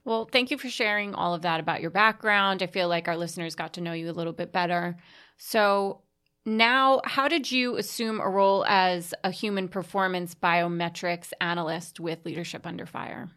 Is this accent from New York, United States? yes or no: yes; New York City, New York, United States; I'm originally from Staten Island